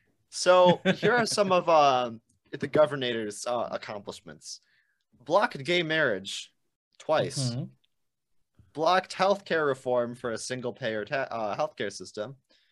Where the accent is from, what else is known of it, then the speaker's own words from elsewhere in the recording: Illinois, United States; Illinois is not really more corrupt. We just have the balls to put our corrupt governors in prison.